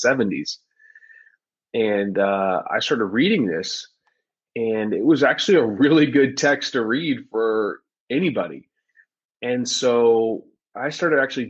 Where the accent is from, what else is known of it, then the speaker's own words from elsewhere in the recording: Dallas, Texas, United States; I grew up in Dallas, Texas, and I was an overweight kid